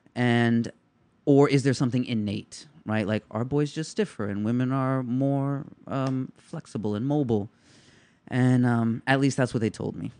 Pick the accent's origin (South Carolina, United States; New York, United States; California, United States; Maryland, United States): New York, United States; New York City; I'm a kid from the Lower East Side